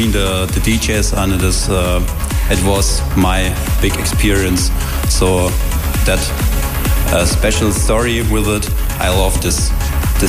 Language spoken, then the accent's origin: English; Saarbrücken, Saarland, Germany; I'm from Germany, from Saarbrücken